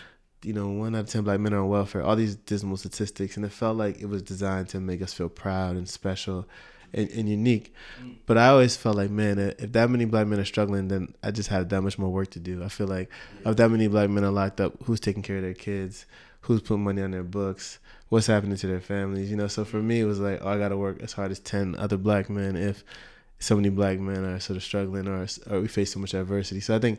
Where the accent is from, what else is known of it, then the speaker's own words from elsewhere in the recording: United States; I was born in Canada, but only lived there for a year. So I grew in Canada, you know, in Vancouver, Canada. But I was, but I grew up in the U.S.